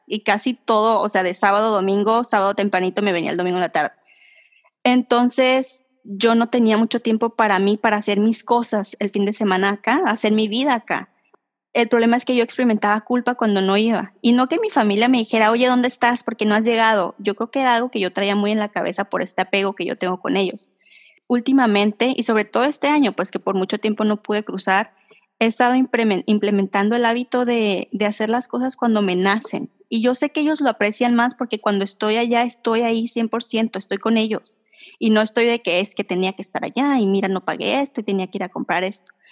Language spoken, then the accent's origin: Spanish; Mexico; soy la típica mexicana que vive al límite